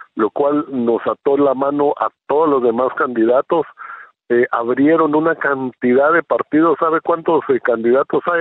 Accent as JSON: {"language": "Spanish", "country": "Guatemala", "tie": "born or raised there", "moved": "as an adult", "lives_now": "Israel", "said": "soy un guatemalteco, nací en Guatemala, eh, país donde viví 40 años"}